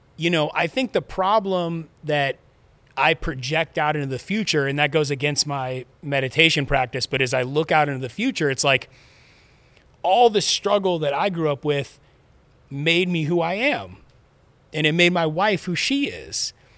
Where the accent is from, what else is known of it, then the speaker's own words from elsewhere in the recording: Los Angeles, California, United States; I grew up in Southern California. I was born in Van Nuys Hospital.